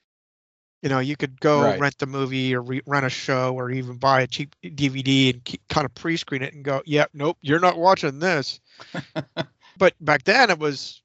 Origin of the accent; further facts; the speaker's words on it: Clearfield, Pennsylvania, United States; also born or lived in Frenchville, Pennsylvania; we moved from Dory Street in Clearfield to my stepdad's house